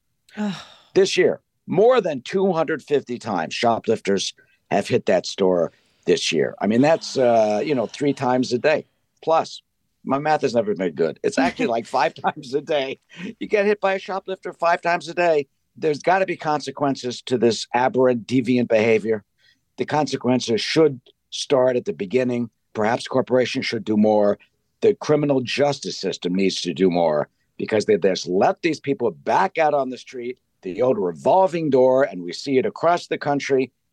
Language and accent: English; New York City, New York, United States; I'm born and raised in New York